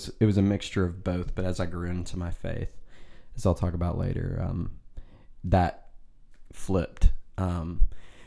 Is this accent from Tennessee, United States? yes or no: yes; Nashville, Tennessee, United States; also born or lived in Hermitage, Tennessee; I'm from the Nashville, Tennessee area. Grew up here my whole life